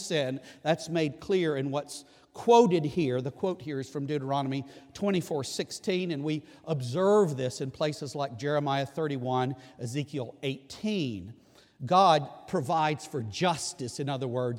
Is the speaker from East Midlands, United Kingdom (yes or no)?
no; Scotland, United Kingdom; I can appreciate that as a Scotsman.